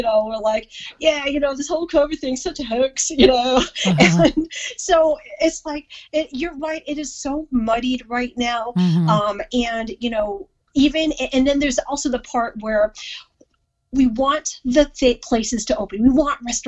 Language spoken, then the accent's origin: English; Missouri, United States; moved away; my home state, Missouri